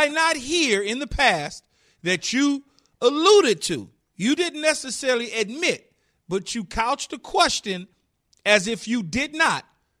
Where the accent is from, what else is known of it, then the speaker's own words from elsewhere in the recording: Los Angeles, California, United States; growing up in South Central Los Angeles, my uncle, Riverside, California, had a farm.